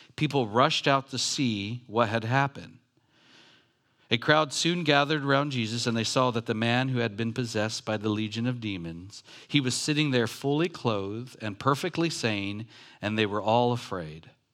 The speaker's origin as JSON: {"language": "English", "town": "Long Beach", "region": "California", "country": "United States", "tie": "born or raised there", "said": "I grew up in Long Beach, like, by Compton"}